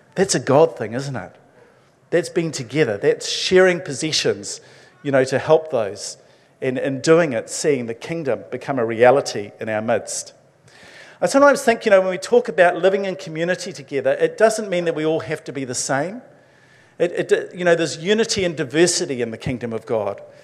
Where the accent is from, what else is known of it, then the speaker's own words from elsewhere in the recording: Levin, Manawatū-Whanganui, New Zealand; moved away; I grew up in the metropolis of Levin.